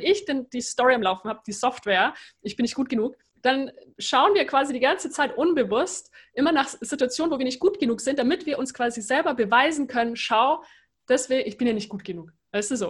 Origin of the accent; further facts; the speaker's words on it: Germany; moved away; also born or lived in United States; als Deutsche